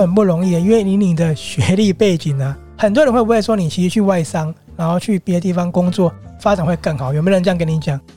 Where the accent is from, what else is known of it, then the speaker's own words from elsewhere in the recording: Taiwan; 很符合我们台湾人的一个生活形态